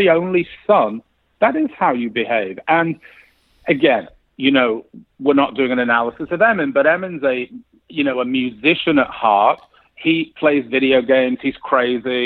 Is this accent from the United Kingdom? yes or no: yes; England, United Kingdom; now in United States; I grew up in England